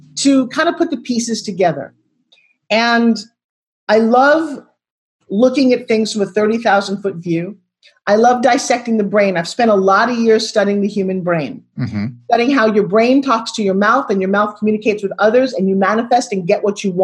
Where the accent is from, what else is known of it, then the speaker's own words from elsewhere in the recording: Long Island, New York, United States; grew up talking like this because I'm from New York